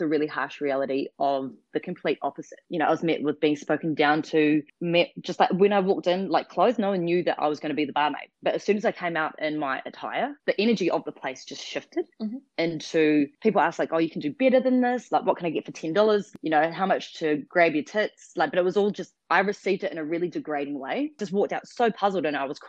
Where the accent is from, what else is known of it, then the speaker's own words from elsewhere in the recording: New Zealand; moved away as an adult; also born or lived in Western Australia; now in Australia; Australia is my adopted country. So I'm originally from New Zealand and moved over 8.5 years ago.